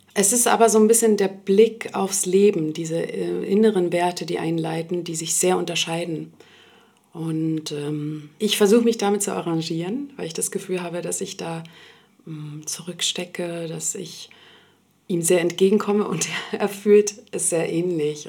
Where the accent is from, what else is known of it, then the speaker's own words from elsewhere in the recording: Berlin, Germany; also born or lived in Sweden; ich bin schon seit meiner Kindheit in Berlin. Ich komme ursprünglich aus Schweden und bin hier aufgewachsen